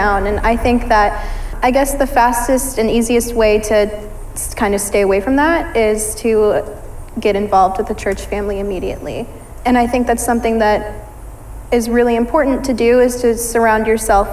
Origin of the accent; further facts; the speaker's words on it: Ankeny, Iowa, United States; I grew up, I mean, around the Des Moines area. I've always lived in Ankeny.